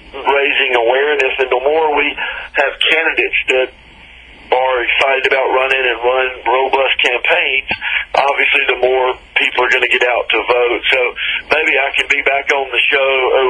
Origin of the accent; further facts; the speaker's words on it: Clarksdale, Mississippi, United States; my hometown, Clarksdale